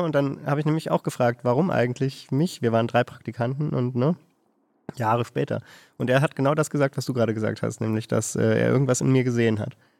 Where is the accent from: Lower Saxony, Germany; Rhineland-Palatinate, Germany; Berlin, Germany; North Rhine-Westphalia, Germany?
Berlin, Germany; moved away as an adult; now in Hanover, Germany; dann bin ich nach Hannover gezogen irgendwann aus Berlin, wo ich herkomme